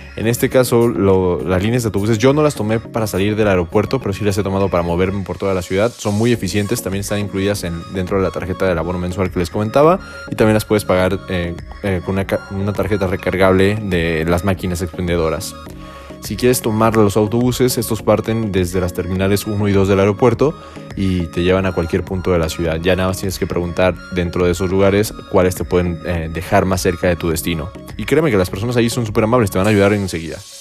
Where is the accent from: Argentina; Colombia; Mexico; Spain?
Mexico; now in Guadalajara, Mexico; mi visión como mexicano, mi visión como eh, persona que viene de una ciudad pequeña, pues básicamente yo nunca en, mi ciudad natal no tenía metro. Y en la ciudad en la que vivo ahora, en Guadalajara